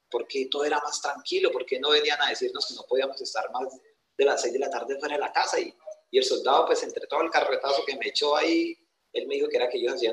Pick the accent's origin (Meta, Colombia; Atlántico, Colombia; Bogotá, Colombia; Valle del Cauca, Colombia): Meta, Colombia; Granada; also born or lived in Antioquia; yo nací en Puerto de Río, Antioquia, pero de muy niño me trajeron a vivir acá, a este hermoso departamento, así que de, tengo descendencia antioqueña, pero crianza llanera. Tengo esas dos, esas dos berraqueras que, que caracterizan a, esos dos departamentos. Yo me crié en el campo, yo soy netamente campesino.